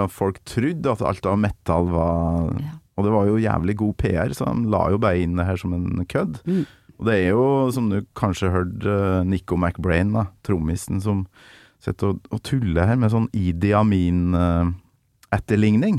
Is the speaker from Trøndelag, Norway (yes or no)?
yes; Trøndelag, Norway; fra øverst oppe i Nord-Trøndelag, der jeg kommer